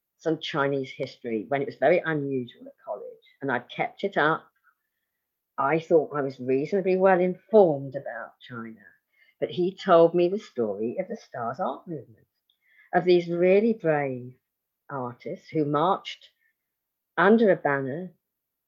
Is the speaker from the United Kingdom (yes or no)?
yes; England, United Kingdom; I'm English